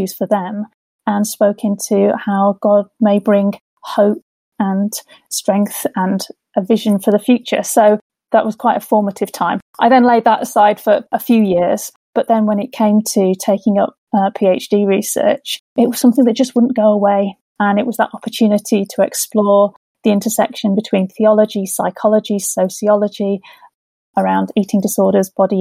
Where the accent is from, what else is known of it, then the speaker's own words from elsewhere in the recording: Sheffield, Yorkshire and the Humber, United Kingdom; moved away as an adult; also born or lived in Liverpool / Gateshead; now in Durham, United Kingdom; I grew up in Sheffield